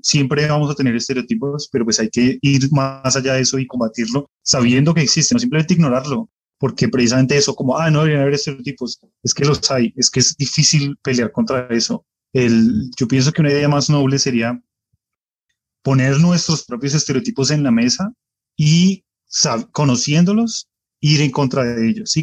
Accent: Colombia; now in United States

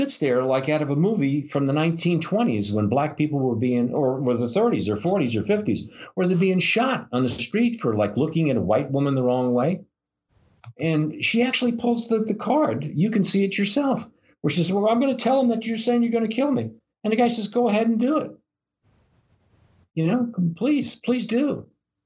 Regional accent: New York City, New York, United States; I come from New York City

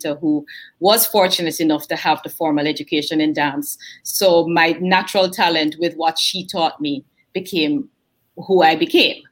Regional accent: Jamaica; moved away as an adult; also born or lived in Kingston, Jamaica / Montego Bay, Jamaica; now in United States; Born in Kingston, raised in Mandeville and Montego Bay, went back to Kingston for college

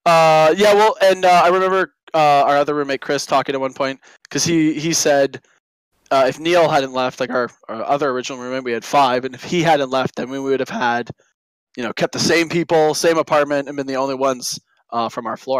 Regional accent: Oakville, Ontario, Canada; So I grew up in Oakville. That was my hometown.

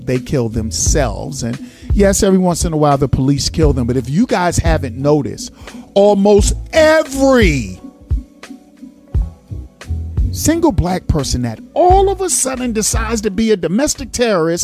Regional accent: New York City, New York, United States; moved away; also born or lived in California / Georgia; I'm a native New Yorker. I was born in East New York. I lived my older years in Flatbush and Bed-Stuy. I moved to California. From California, I moved to Georgia.

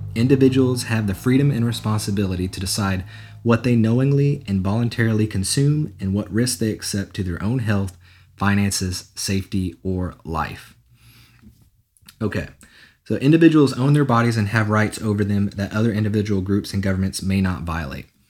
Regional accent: Nashville, Tennessee, United States; born and raised in Nashville, Tennessee, and uh, been here my entire life

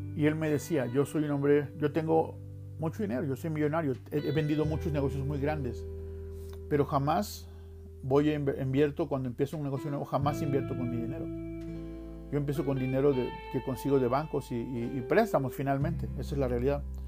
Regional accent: Veracruz, Mexico; moved away as an adult; now in Utah, United States; yo vengo de la playa, yo soy de Veracruz y yo vivía cerca de la playa

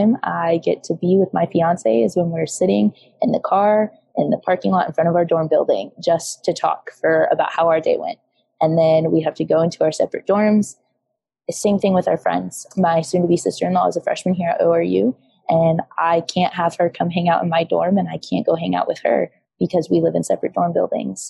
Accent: Iowa, United States; moved away as an adult; now in Tulsa, United States; I actually live 8 hours away. I'm from Iowa

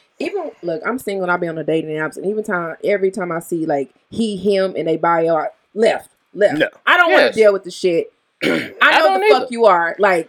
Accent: the South, United States; I'm from the South.

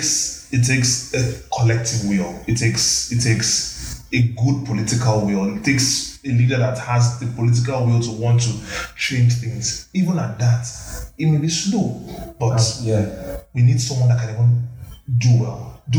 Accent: Nigeria; Like, I'm proud to be a Nigerian.

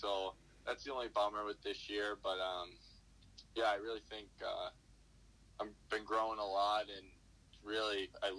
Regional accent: Boston, Massachusetts, United States; I grew up going to the bean pot. I grew up doing all those things

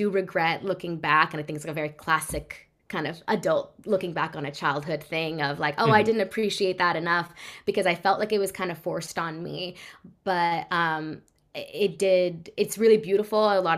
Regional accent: California, United States; Yes. Bay Area. Yeah. So I grew up in the Bay. Always been there.

